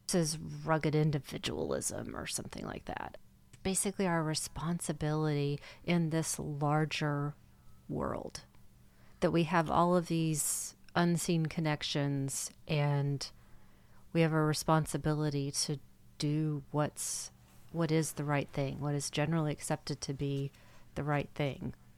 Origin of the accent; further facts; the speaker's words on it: United States; as an American